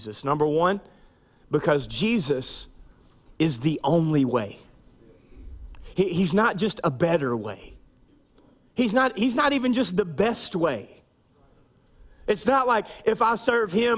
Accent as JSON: {"language": "English", "town": "Minden", "region": "Louisiana", "country": "United States", "tie": "born or raised there", "said": "I grew up in Minden, Louisiana"}